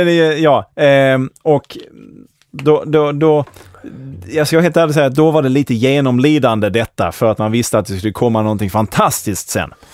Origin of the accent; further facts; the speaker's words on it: Malmö, Skåne, Sweden; de första tio åren så växte jag upp inne i, eh, Hell's Kitchen i Malmö